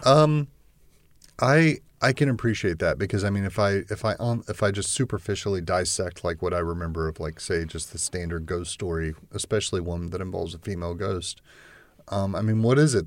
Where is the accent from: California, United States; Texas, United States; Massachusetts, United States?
Texas, United States; I grew up in Texas